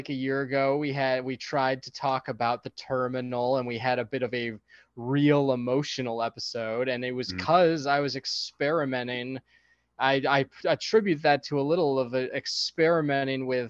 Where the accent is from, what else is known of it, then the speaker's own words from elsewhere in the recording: Chicago, Illinois, United States; growing up in Chicago